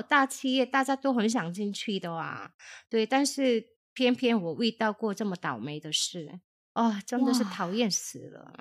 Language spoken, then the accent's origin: Chinese; South Korea; now in Taiwan; 我是从韩国来的